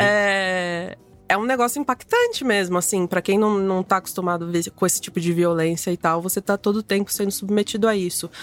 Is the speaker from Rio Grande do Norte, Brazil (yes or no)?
no; São Paulo, Brazil; sou paulistana